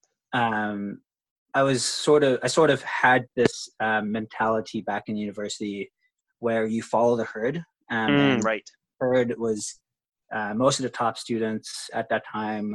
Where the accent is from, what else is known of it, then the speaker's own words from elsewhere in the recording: Philippines; moved away as an adult; also born or lived in Canada; now in Vancouver, Canada; I grew up in the Philippines and I moved to Canada. My family moved to Canada in 2011.